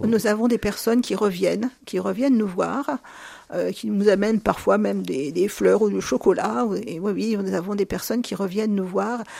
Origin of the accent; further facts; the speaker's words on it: Luzy, Bourgogne-Franche-Comté, France; je suis née dans la Nièvre, à Luzy en 1958